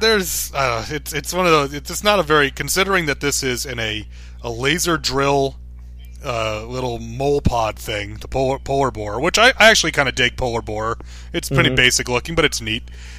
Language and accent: English; New York, United States; I grew up in New York